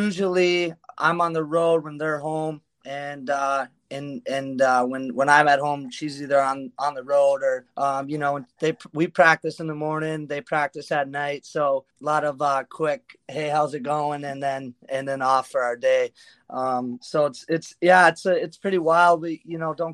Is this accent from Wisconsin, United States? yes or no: yes; Waunakee, Wisconsin, United States; now in Columbus, United States; I grew up in Madison, actually just north of Madison, a little village called Wanakee